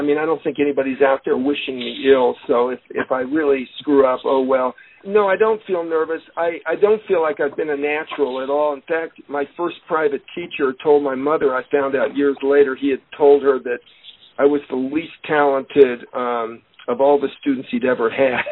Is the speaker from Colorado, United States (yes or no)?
yes; Denver, Colorado, United States; I was born and raised in Denver